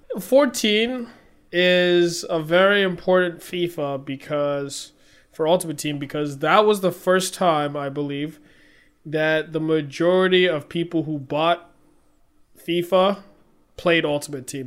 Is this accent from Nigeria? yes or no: yes; Nigeria; being Nigerian